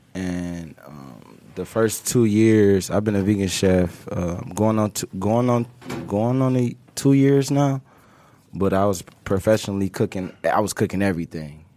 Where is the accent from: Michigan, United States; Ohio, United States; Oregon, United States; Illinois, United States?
Ohio, United States; Cleveland; moved away as an adult; now in Detroit, United States; I was born, I was raised in Cleveland, though.